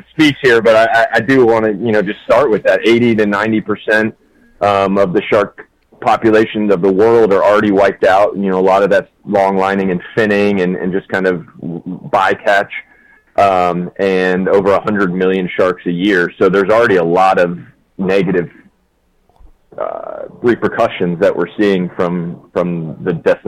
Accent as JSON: {"language": "English", "town": "Norcross", "region": "Georgia", "country": "United States", "tie": "born or raised there", "moved": "yes", "said": "Grew up in Norcross, Georgia, so it's about 20 miles"}